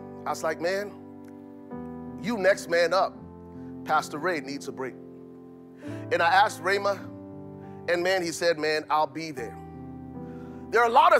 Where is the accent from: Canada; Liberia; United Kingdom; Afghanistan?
Liberia; now in Minnesota, United States; I'm from Liberia